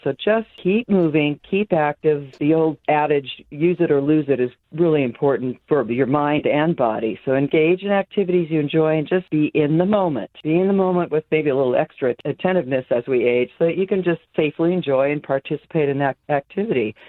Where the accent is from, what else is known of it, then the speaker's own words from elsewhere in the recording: Santa Barbara, California, United States; I'm born and raised in Santa Barbara